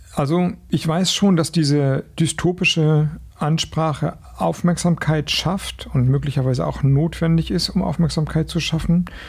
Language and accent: German; Flensburg, Schleswig-Holstein, Germany; ich komme aus Flensburg